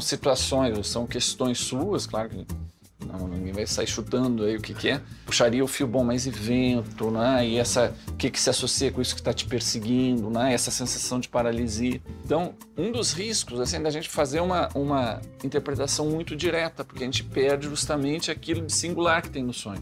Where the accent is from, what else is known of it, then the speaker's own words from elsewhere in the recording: Rio Grande do Sul, Brazil; moved away; eu sou gaúcho, moro longe do Rio Grande do Sul